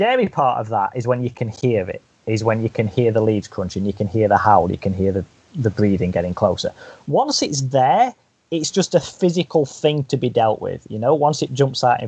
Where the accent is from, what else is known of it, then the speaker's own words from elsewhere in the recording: United Kingdom; as a British person